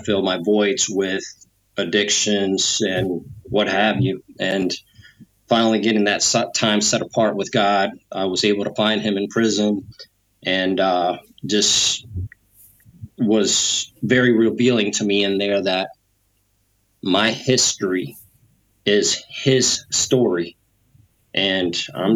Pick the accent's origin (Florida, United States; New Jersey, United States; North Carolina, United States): Florida, United States; I'm from Florida